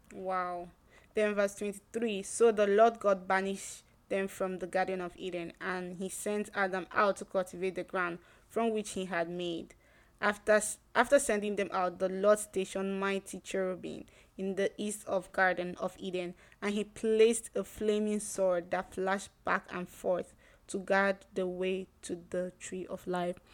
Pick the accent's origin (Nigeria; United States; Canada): Nigeria; the place I grew up in Nigeria